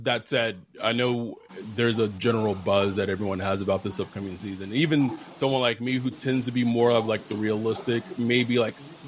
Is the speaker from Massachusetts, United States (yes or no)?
no; Texas, United States; now in Los Angeles, United States; I moved out here from Texas, born and raised in Texas, then came to California